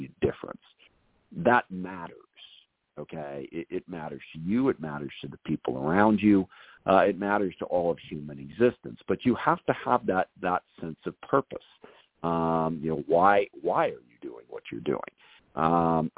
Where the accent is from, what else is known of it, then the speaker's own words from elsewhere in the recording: SeaTac, Washington, United States; Growing up in the SeaTac area south of Seattle